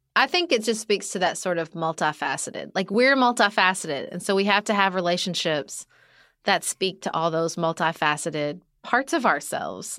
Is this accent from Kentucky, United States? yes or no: yes; Kentucky, United States; moved away as an adult; when I moved back to my hometown, even though it was my hometown and I had friends here, I joined basically, like, our version of junior league, which is still very popular here where I live in Kentucky